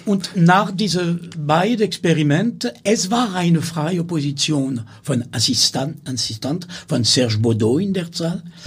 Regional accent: Amiens, Hauts-de-France, France; German is a second language; moved away; ich bin in Amiens geboren

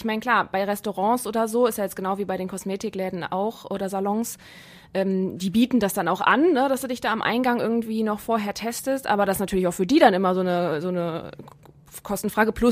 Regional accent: Rhineland, Germany; moved away; Ich komme aus dem Rheinland, da gibt es das auch.

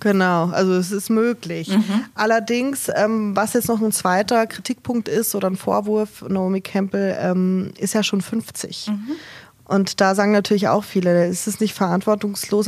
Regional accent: Germany; Bei uns in Deutschland

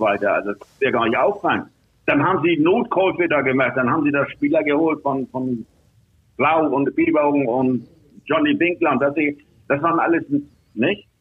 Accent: Hamburg, Germany; moved away as an adult; now in Switzerland; ich als Hamburger

